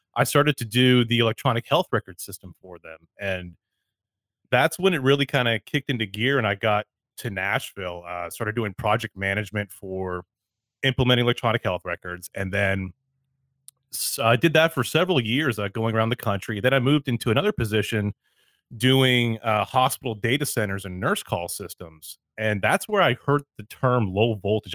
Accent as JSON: {"language": "English", "country": "Canada", "said": "I'm Canadian"}